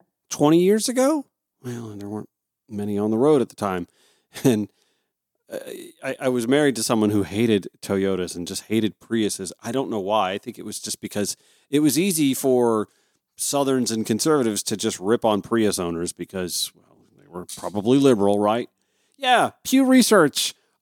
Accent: Grovetown, Georgia, United States; From my hometown of Grovetown, Georgia, this is a 911 call.

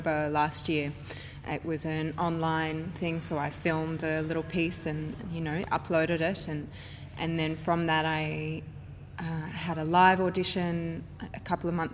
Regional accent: Sydney, New South Wales, Australia; I'm from Sydney

